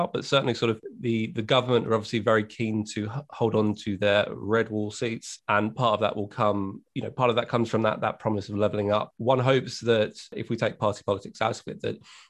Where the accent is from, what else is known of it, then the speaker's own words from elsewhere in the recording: Hailsham, South East England, United Kingdom; also born or lived in Battle; I actually grew up a little bit further to the west in a town called Hailsham, which was an old market